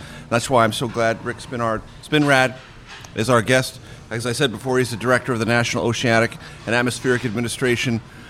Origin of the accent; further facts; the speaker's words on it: California, United States; my home state of California